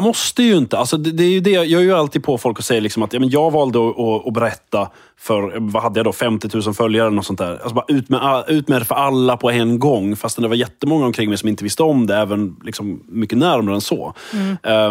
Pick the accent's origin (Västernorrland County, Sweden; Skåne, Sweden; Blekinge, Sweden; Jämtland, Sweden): Skåne, Sweden; accent: Scanian; also born or lived in Lund; jag är liksom född och uppvuxen i Skåne och bor i Skåne och liksom är Skånepatriot